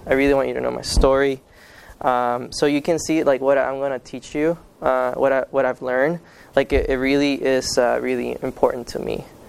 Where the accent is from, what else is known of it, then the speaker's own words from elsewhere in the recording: Guatemala; born there; Okay, so I was born in Guatemala.